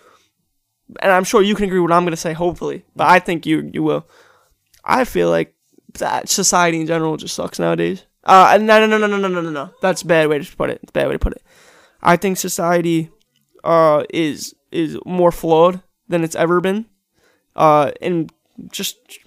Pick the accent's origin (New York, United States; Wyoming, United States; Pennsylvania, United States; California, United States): New York, United States; New York City; I'm from Staten Island